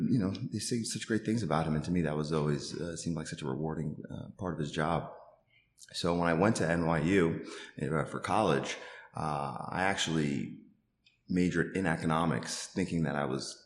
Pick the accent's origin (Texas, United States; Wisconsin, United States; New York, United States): New York, United States; Long Island; also born or lived in Manhattan, New York / Bronx, New York; So I'm originally from Long Island, New York. I was born in Manhattan.